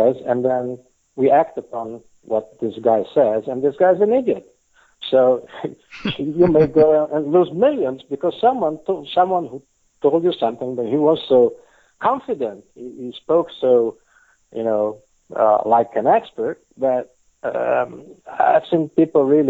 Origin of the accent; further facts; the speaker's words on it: Italy; first language Italian; English is a second language; now in Israel; I was born and raised in Italy